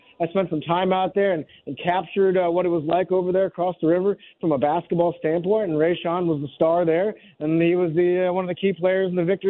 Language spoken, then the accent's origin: English; St. Louis, Missouri, United States; And I grew up here in St. Louis